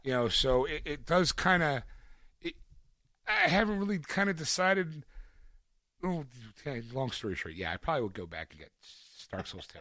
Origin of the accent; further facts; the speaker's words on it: Philadelphia, Pennsylvania, United States; my hometown